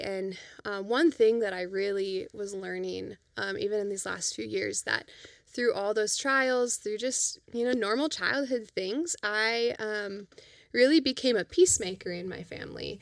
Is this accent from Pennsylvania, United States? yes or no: no; Fargo, North Dakota, United States; also born or lived in Grand Forks; we grew up in Fargo for the most part